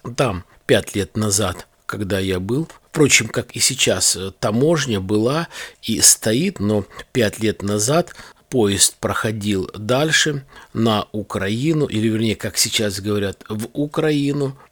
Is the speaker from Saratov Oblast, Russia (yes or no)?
yes; Balakovo, Saratov Oblast, Russia; у нас, э, есть, э, в городе Балаково